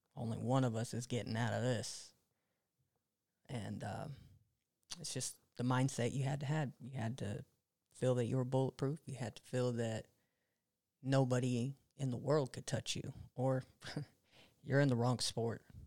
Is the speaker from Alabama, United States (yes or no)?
no; Monterey, California, United States; now in Fresno, United States; I moved from Fresno to Monterey